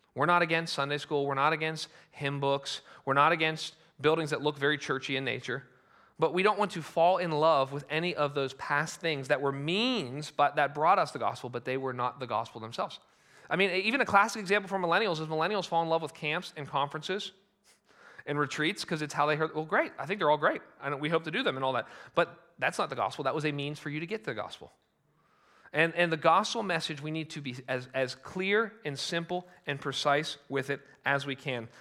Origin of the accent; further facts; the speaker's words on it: United States; as Americans